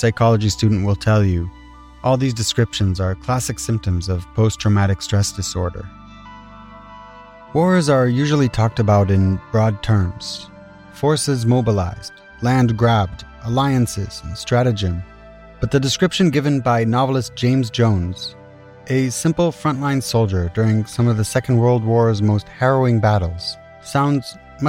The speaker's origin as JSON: {"language": "English", "country": "Israel", "tie": "born or raised there", "said": "Growing up in Israel, you hear a ton of war stories."}